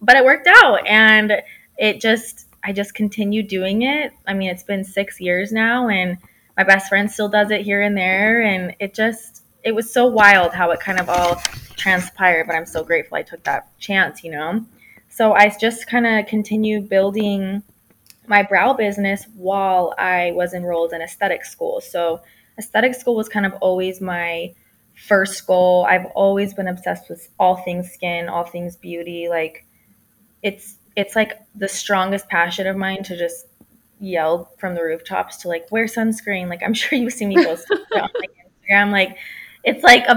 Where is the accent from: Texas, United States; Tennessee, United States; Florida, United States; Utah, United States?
Utah, United States; St. George; moved away as an adult; now in California, United States; I am originally from St. George, Utah, which is where I first started my microblading business